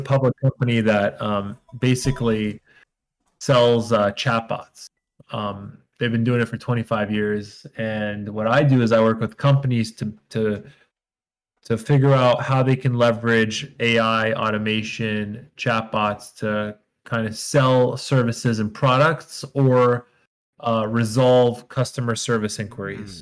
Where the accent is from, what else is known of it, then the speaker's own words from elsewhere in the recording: Israel; moved away as an adult; also born or lived in New York; now in United States; I'm originally from Israel. I moved to the United States when I was 21.